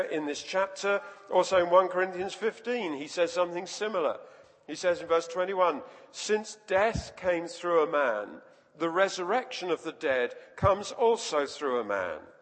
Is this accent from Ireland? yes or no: no; London, United Kingdom; I was, was born and grew up in London, and just near where I lived, there was the City of London Cemetery